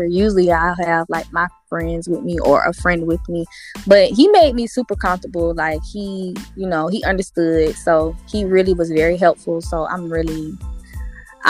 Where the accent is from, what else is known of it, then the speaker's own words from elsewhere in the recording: Columbia, South Carolina, United States; I'm from Columbia, South Carolina